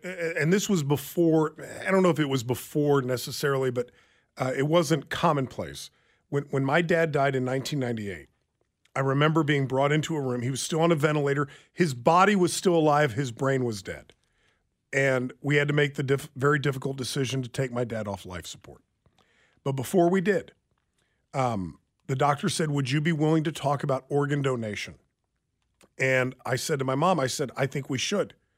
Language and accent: English; Lansing, Kansas, United States; He, he and I grew up together in Lansing.